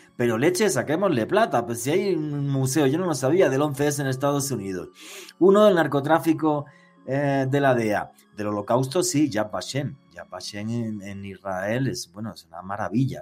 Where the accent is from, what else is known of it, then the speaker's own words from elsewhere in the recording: Spain; soy español